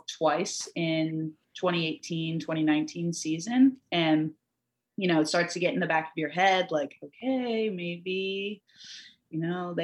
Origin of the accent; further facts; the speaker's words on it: United States; us here growing up in America, like every summer, every winter, the Olympics were on